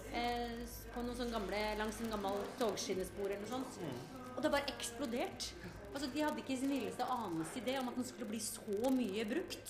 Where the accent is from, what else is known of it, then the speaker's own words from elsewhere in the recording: Norway; som nordmenn